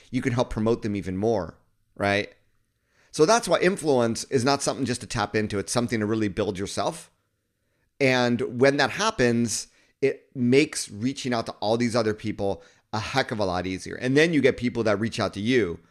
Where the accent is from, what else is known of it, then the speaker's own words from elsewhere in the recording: Southern California, United States; moved away as an adult; also born or lived in Japan; I grew up in Southern California